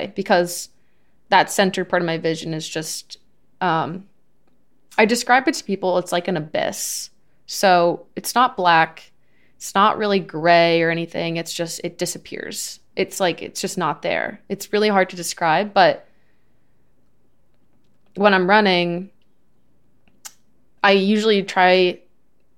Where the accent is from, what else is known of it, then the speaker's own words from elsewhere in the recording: Southern Maine, United States; moved away; my optometrist is in my hometown in Southern Maine